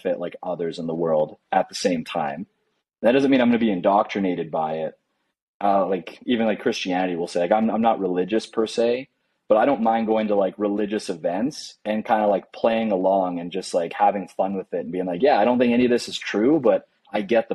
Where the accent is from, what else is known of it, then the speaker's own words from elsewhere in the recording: Canada; moved away as an adult; now in Medellin, Colombia; coming from Canada